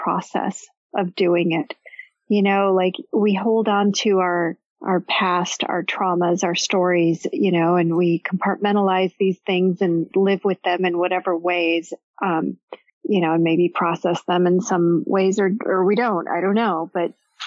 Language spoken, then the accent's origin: English; Chicago, Illinois, United States; I grew up in Chicago.